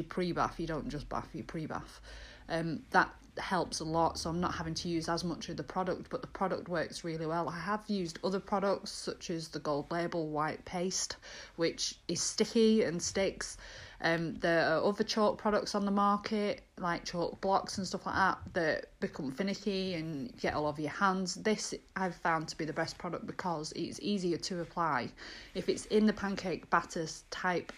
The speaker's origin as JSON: {"language": "English", "area": "Lancashire", "region": "North West England", "country": "United Kingdom", "said": "I'm from Lancashire."}